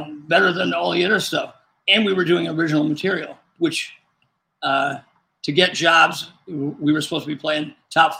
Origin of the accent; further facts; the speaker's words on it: Rockford, Illinois, United States; also born or lived in Chicago area, Illinois; we moved from the Chicago area to Rockford because my dad bought a music store